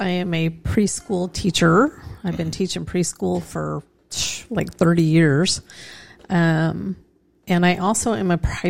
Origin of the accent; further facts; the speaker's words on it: Casper, Wyoming, United States; now in Edmond, United States; I was born in Raised in Casper.